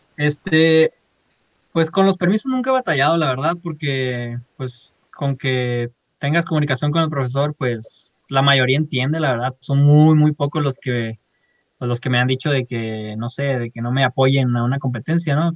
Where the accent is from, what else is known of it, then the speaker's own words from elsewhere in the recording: Culiacán, Sinaloa, Mexico; moved away as an adult; now in Monterrey, Mexico; soy de Culiacán, Sinaloa, este, ahí nací, ahí crecí, ahí viví 18 años